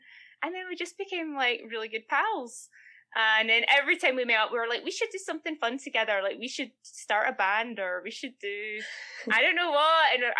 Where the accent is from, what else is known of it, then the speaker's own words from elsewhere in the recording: Scotland, United Kingdom; moved away as an adult; now in Canada; I am obviously Scottish, but moved to Canada like 8 years ago because my husband was actually born in Canada. So we moved back over here for him.